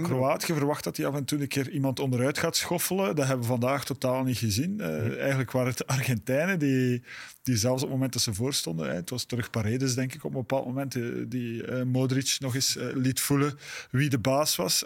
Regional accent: Belgium; Ik, voel me Belg

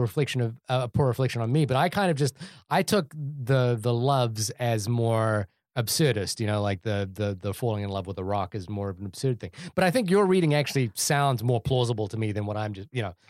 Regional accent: India; I wanted to see the Sanjay one because I'm Indian, and I wanted to see like a Pixar.

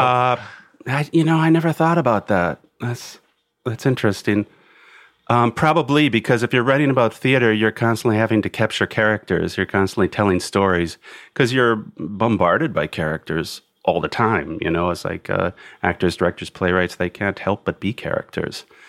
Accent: Milwaukee, Wisconsin, United States; moved away; I grew up in Milwaukee initially

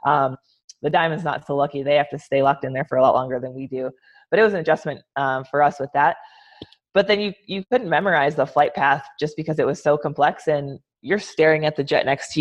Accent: Medford, Wisconsin, United States; moved away as an adult; now in Southwest United States; Growing up in Medford, it's a small town

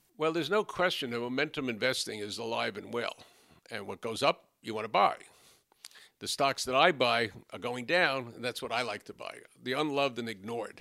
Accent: New York City, New York, United States; We grew up on Bathgate Avenue on a hundred and seventy-fourth, for, between a hundred and seventy-fourth and a hundred and sixty-ninth in the Bronx

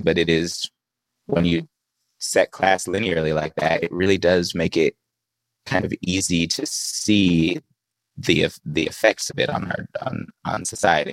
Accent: the Bay Area, California, United States; I grew up in the Bay Area.

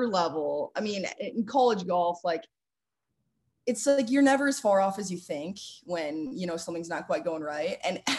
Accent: Chicago, Illinois, United States; I'm from the Chicago area

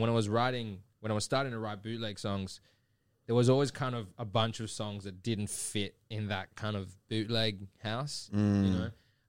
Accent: Sydney, New South Wales, Australia; So like I grew up in Liverpool. You know, which is in Sydney.

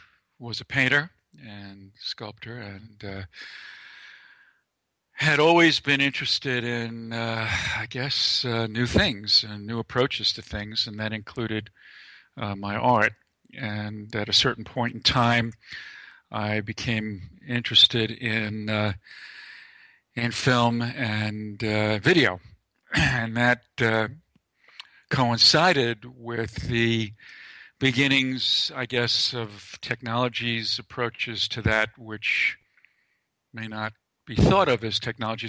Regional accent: New York City, New York, United States; I grew up in Lower Manhattan and Lower East Side, and then moved to the Bronx for a while, that sort of thing.

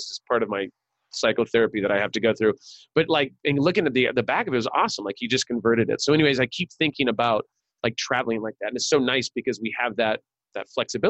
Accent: California, United States; also born or lived in Richfield, Utah; I was born there.

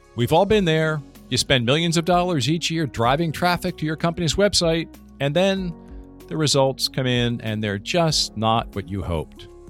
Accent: near Philadelphia, Pennsylvania, United States; I grew up near Philadelphia

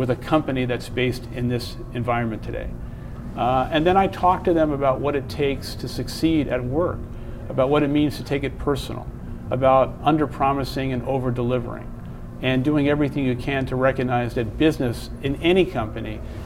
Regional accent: United States; I'm an American

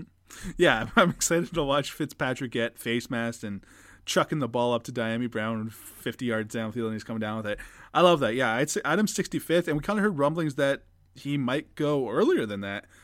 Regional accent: Canada; As a Canadian

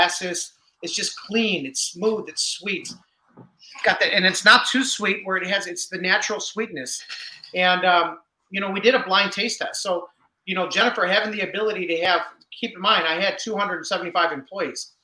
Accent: Rockford, Illinois, United States; we're from Rockford, Illinois

